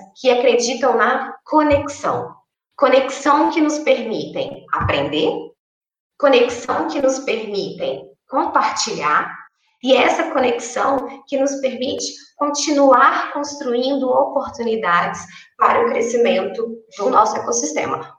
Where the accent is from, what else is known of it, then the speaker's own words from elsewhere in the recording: Uberlândia, Minas Gerais, Brazil; Eu sou aqui do interior de Minas Gerais e Berlândia